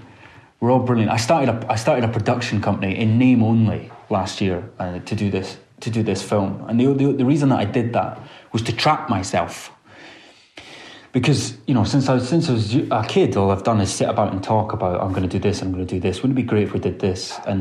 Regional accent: England, United Kingdom; I'm actually as English as they come.

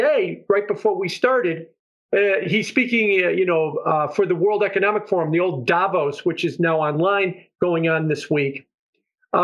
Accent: Chicago, Illinois, United States; moved away; I'm from Chicago

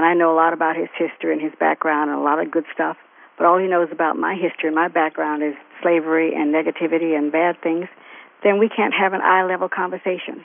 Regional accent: the South, United States; moved away; also born or lived in Oakland, California; growing up in the South

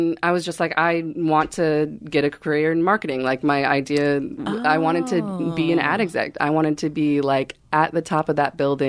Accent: Minneapolis, Minnesota, United States; so I grew up in Minneapolis, Minnesota.

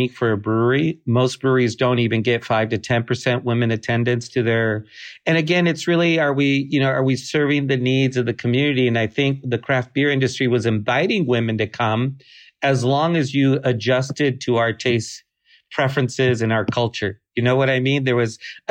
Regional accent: United States; We're not Czech. We're not German. We're not English. We're not any of these things. We're Mexican American

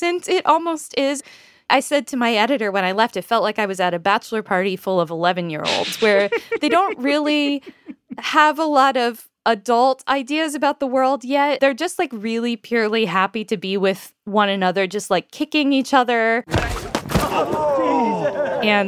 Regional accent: United States; I am an American

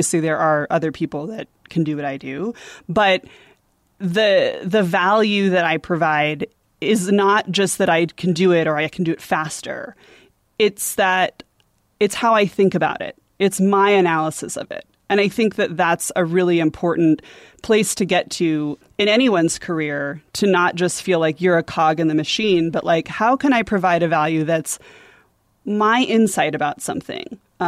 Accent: San Diego, California, United States; moved away as an adult; I grew up in San Diego.

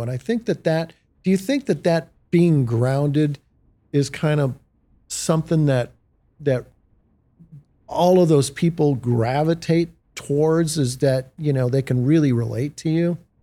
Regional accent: Detroit, Michigan, United States; growing up in the Motor City

